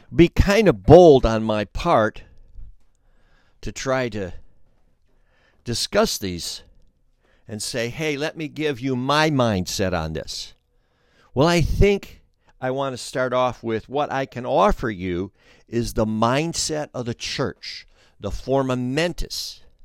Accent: Flint, Michigan, United States; we're from Flint

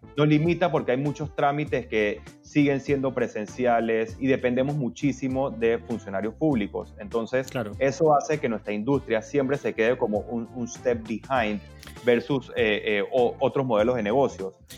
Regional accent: Panama; yo soy abogado, panameño, socio fundador de Velo Legal

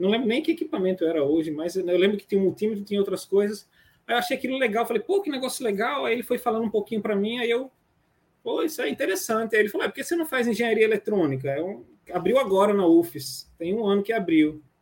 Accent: Rio de Janeiro, Brazil; now in Sergipe, Brazil; apegado às minhas raízes aqui em Sergipe, apesar de não ser sergipano. Sou carioca, mas sou.

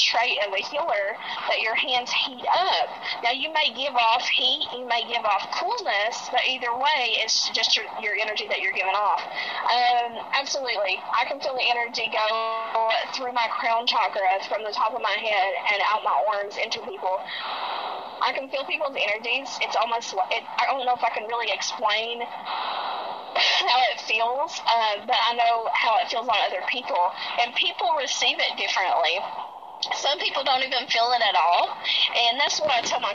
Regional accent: the South, United States; We're all psychics, and we are from the South here in the United States

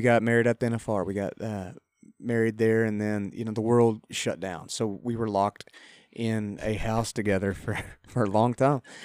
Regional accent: Lubbock, Texas, United States; moved away as an adult; also born or lived in College Station, Texas; now in Nashville, United States; I grew up in Lubbock, but went to school at Texas A&M.

